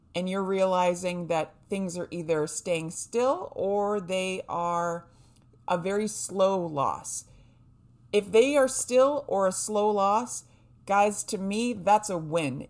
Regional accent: New Hampshire, United States; I was raised in New Hampshire

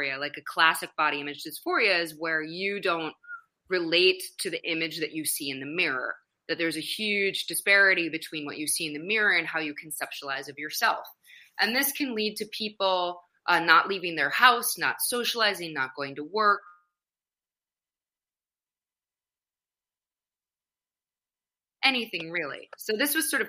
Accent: Madison, Wisconsin, United States; I grew up in the Midwest, so I'm originally from Madison, Wisconsin

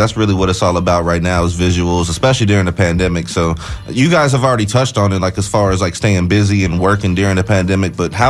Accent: Midwest, United States; moved away as an adult; now in Florida, United States; I'm from the Midwest

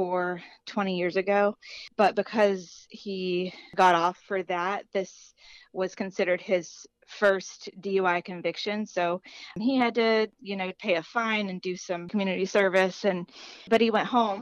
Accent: Chattanooga, Tennessee, United States; now in Tampa, United States; I am originally from Chattanooga, Tennessee

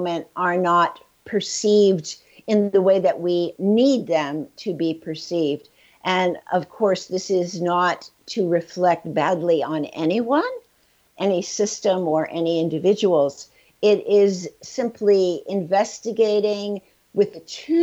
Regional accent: New York City, New York, United States; I was born in the Bronx, New York, and in a very traumatic environment in my own home, but also in the world around me

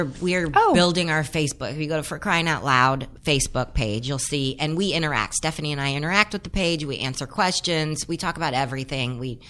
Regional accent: Los Angeles, California, United States; growing up in the San Fernando Valley, people were like, yeah, right, Paradise. But that's my Paradise. My parents are Italian.

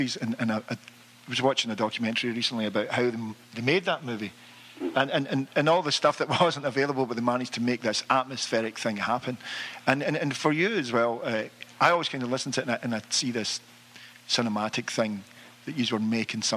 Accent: Glasgow, Scotland, United Kingdom; moved away; we're from Glasgow

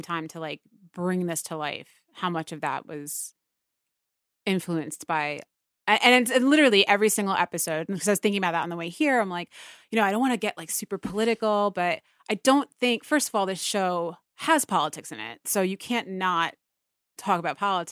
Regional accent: United States; my hometown is right outside of the city

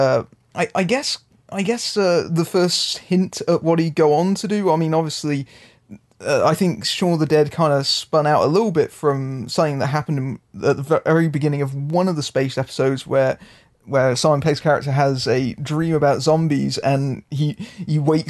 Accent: United Kingdom; being the British person amongst us

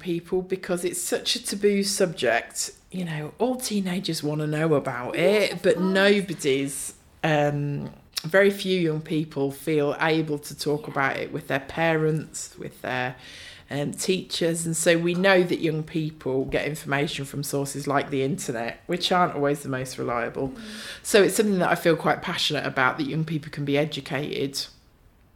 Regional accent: Northamptonshire, East Midlands, United Kingdom; moved away as an adult; now in Bradford, United Kingdom; I grew up in Northamptonshire and moved here to study

